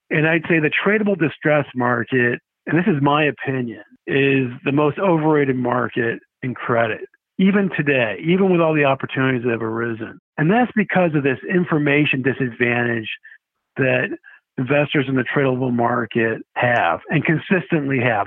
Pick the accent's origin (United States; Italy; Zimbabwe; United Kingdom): United States; Rochester, New York; moved away as an adult; also born or lived in Syracuse; now in Arizona, United States; I grew up in Rochester, New York